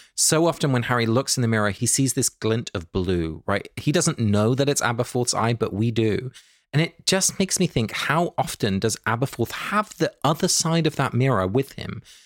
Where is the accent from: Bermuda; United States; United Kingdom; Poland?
United Kingdom; England; both my parents are Dutch, but I was born and raised in England